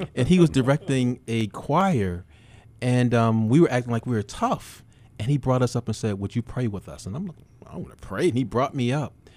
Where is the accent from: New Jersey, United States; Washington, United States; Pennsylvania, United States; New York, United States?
New York, United States; Buffalo; I'm born and raised in Buffalo.